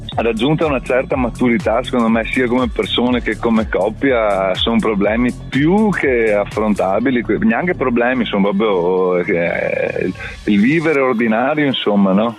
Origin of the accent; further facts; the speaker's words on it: Padua, Veneto, Italy; sono di Padova